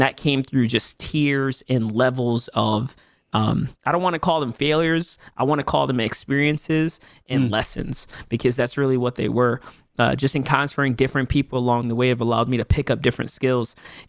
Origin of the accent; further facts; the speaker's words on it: New York City, New York, United States; I'm from the Bronx. I'm a Bronx native. New York City native, born and raised in pretty much Hunts Point, Soundview, you know, Parkchester, Six Line kind of area.